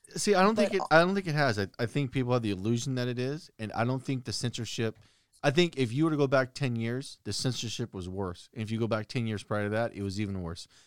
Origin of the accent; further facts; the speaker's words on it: United States; As an American